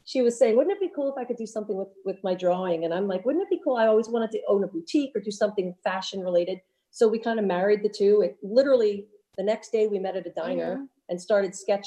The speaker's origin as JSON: {"language": "English", "town": "Philadelphia", "region": "Pennsylvania", "country": "United States", "tie": "born or raised there", "said": "I grew up in the Philadelphia area"}